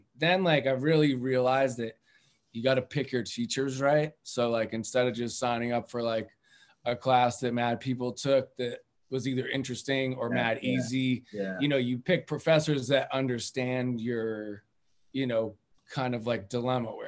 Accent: Cambridge, Massachusetts, United States; I grew up in Cambridge

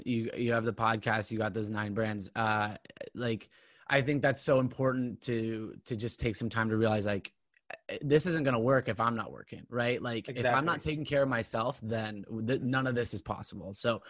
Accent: Orange County, California, United States; So when I was growing up in Orange County, California, I was obsessed with fashion.

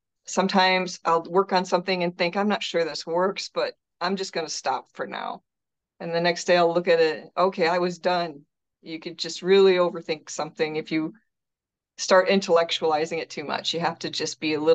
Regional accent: Detroit, Michigan, United States; Oh, well, it's just such a rich cultural place to be from.

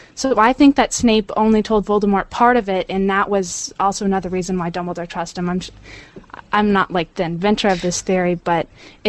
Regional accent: Oregon, United States; Hi, I'm from Oregon, USA.

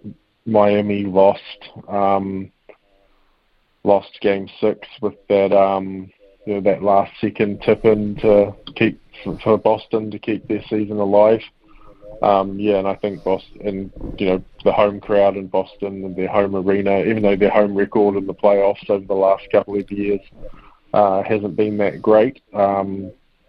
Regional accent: New Zealand; also born or lived in Kansas City; being a Kiwi

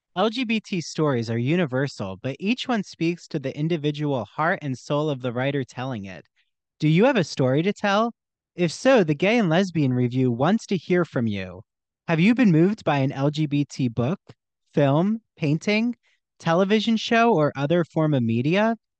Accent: New Jersey, United States; I grew up in South Jersey and right by Philly

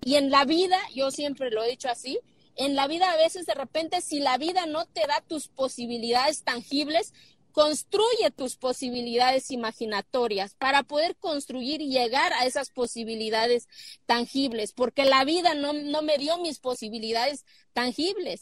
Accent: Oaxaca, Mexico; moved away; cuando tenía 27 años quise ser presidenta municipal de mi pueblo.

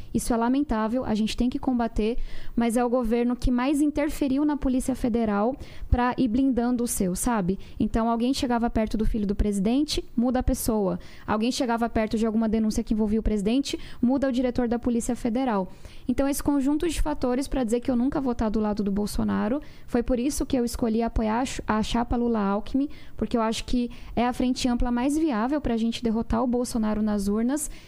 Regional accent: São Paulo, Brazil; Eu venho da periferia de São Paulo. Minha família mora em uma ocupação

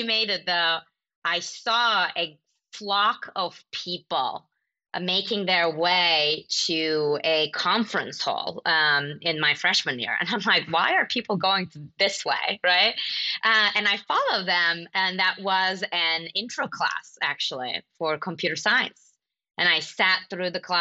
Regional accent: Mediterranean side, Mediterranean Region, Turkey; now in San Francisco, United States; I am from Turkey, and I grew up in a tiny city, like more like a village in Turkey on the Mediterranean side

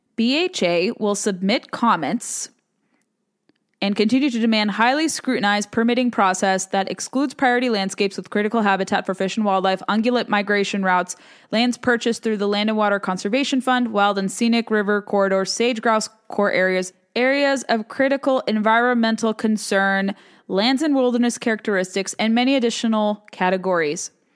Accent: the West, United States; moved away; I'm from the West

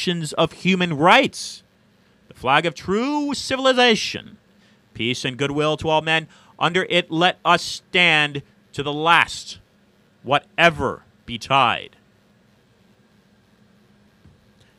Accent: San Francisco, California, United States; I come from San Francisco and a major university there, Stanford University.

